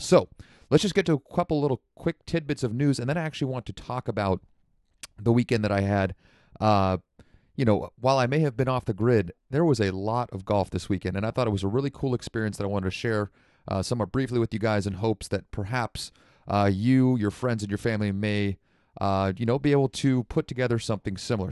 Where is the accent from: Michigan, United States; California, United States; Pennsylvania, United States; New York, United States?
California, United States; Santa Rosa; moved away; my hometown of Santa Rosa, uh, up in Sonoma County